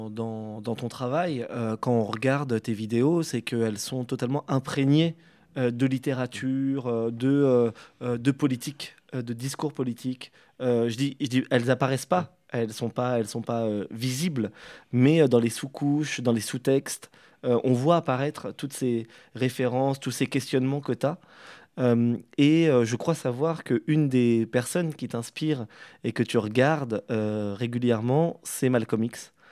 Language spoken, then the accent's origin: French; Algeria; comme je suis algérien, moi je, déjà, je suis tout en colère.